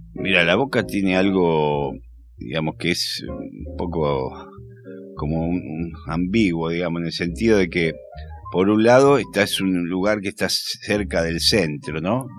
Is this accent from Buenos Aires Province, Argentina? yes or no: no; Rosario, Santa Fe, Argentina; also born or lived in La Boca, Buenos Aires; now in Buenos Aires, Argentina; yo soy de Rosario, pero soy de un barrio Rosario